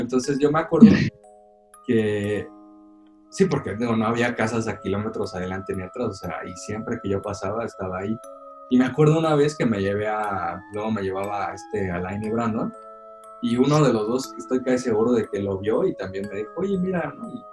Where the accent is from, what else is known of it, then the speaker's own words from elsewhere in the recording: Morelos, Mexico; cuando era niño allá en Morelos